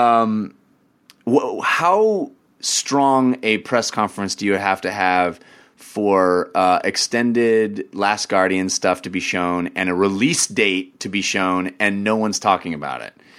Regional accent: Bay Area, California, United States; I grew up in the Bay Area.

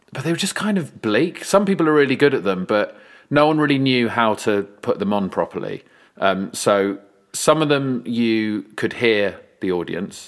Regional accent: London, United Kingdom; also born or lived in North East England; I'm based in East London now, but I grew up in Southwest London

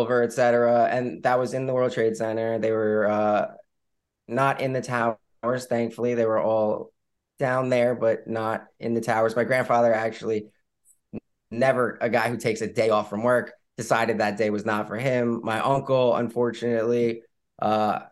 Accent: Long Island, New York, United States; moved away as an adult; growing up on Long Island was very normal suburban life

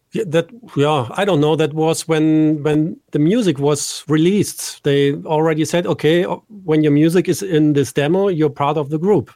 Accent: Düsseldorf, North Rhine-Westphalia, Germany; here in my hometown, Düsseldorf in Germany.

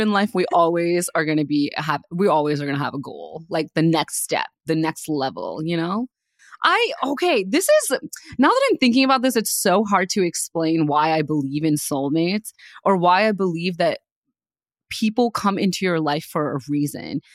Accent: India; moved away; I was raised in India

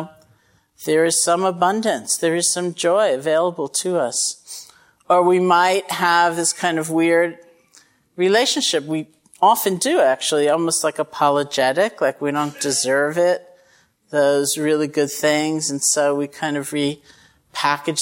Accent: Massachusetts, United States; I'm from Massachusetts

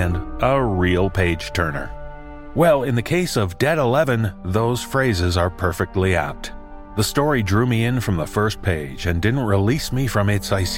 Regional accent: Canada; as a Canadian

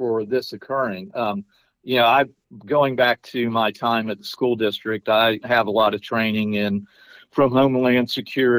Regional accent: Pensacola, Florida, United States; I'm from Pensacola. My dad's retired Navy, and I mean, we've always had foreign flight students here.

